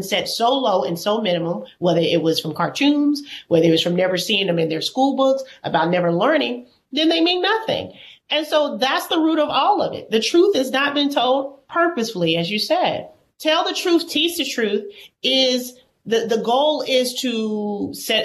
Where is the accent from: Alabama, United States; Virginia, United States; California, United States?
Alabama, United States; I'm from Alabama